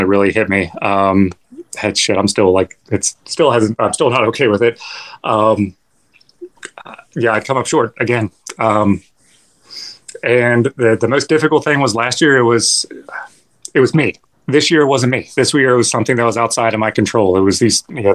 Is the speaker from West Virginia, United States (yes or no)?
yes; West Virginia, United States; now in Florida, United States; I grew up in West Virginia, and I remember running through the woods